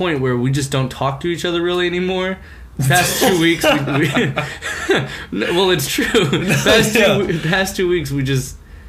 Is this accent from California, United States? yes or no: no; Mesa, Arizona, United States; moved away as an adult; now in New York, United States; I grew up in Arizona. I don't have the big cities, like, right there. It was a small town, Mesa, Arizona.